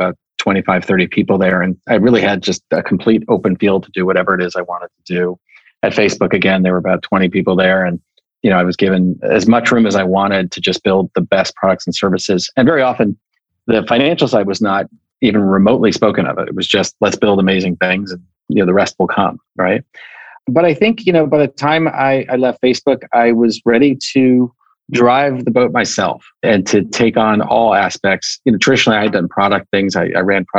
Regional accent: New York, United States; now in California, United States; I was growing up in New York, I lived in a suburban town

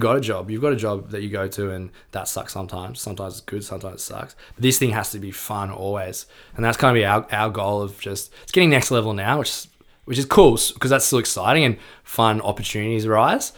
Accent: Melbourne, Victoria, Australia; we grew up in Melbourne

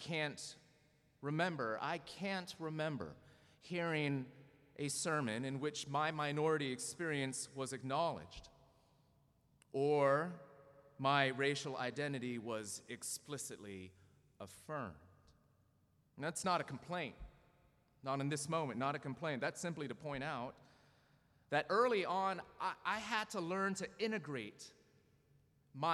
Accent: Southern California, United States; also born or lived in Dayton, Ohio; I was born in Dayton, Ohio, to two immigrants from South Korea, and raised in a culturally Korean home in Southern California

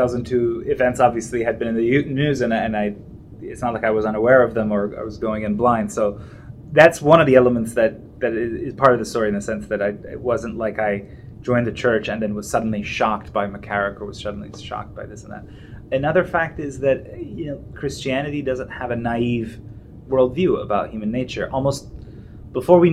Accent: Iran; moved away; I'm from Iran and this kind of secular milieu, but in a very religious society

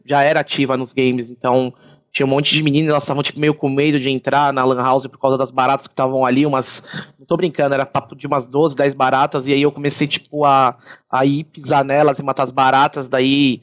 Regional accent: São Paulo, Brazil; eu sou de Santana, Zona Norte

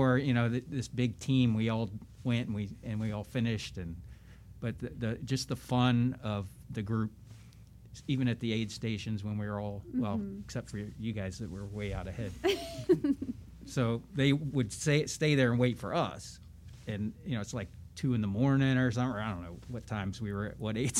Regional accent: Florida, United States; I'm from Florida

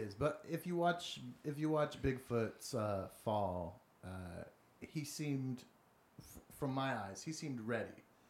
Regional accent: Portland, Oregon, United States; I'm from Portland, and it's very, you know, it's very exciting.

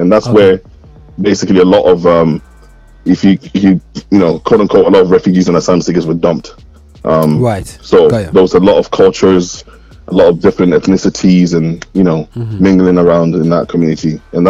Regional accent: Scotland, United Kingdom; I remember the first time I came down south to Birmingham, and I said I was from Scotland.

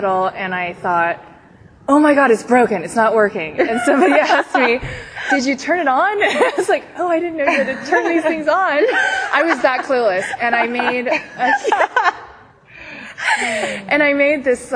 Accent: San Diego, California, United States; I'm 29. I grew up in San Diego with both of the Melissas.

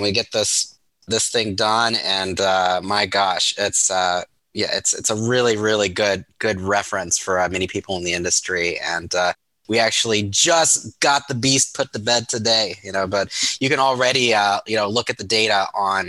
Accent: Ohio, United States; I grew up in Ohio

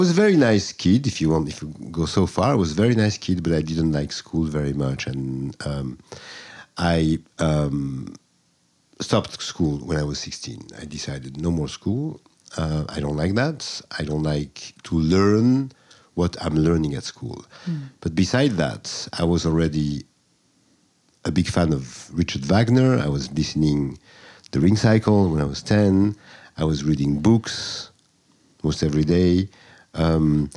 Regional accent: Marseille, Provence-Alpes-Côte d'Azur, France; English is a second language; moved away as an adult; also born or lived in Paris, France / Egypt / Jerusalem; now in New York City, United States; I was born in Marseille, in the south of France

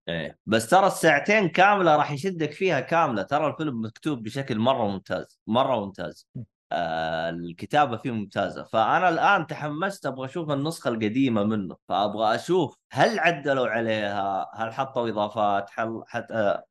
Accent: Saudi Arabia; عندنا بالسعوديه

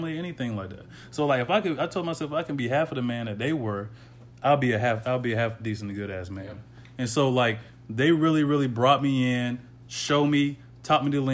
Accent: the South, United States; growing up in the South

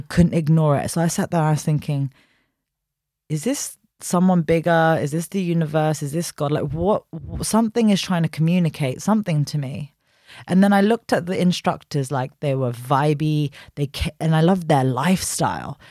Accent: London, United Kingdom; born and raised in West London

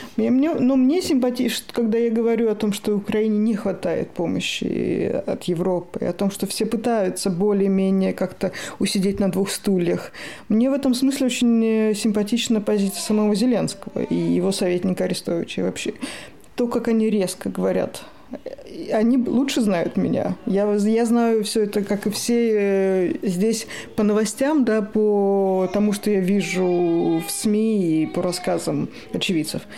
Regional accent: Moscow, Russia; moved away as an adult; now in Sweden; я из Москвы

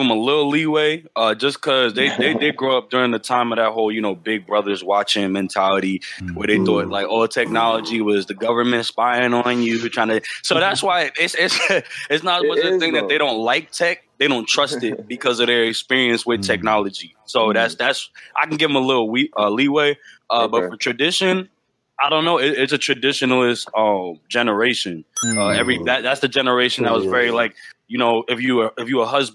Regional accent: Long Island, New York, United States; now in West Virginia, United States; I'm from Long Island, New York, originally. I'm currently in West Virginia

